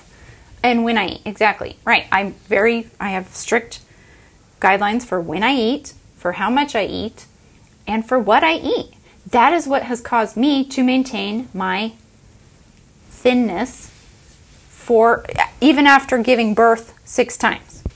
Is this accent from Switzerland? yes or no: no; United States; I grew up in America